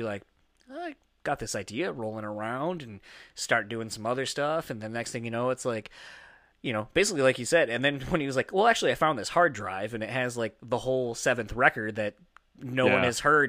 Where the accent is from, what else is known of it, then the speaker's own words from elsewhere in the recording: East Coast, United States; now in Midwest, United States; growing up in the East Coast originally, living here in the Midwest